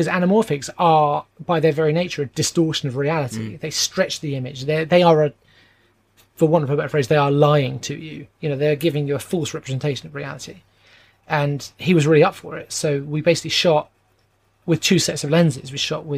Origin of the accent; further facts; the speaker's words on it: England, United Kingdom; I'm English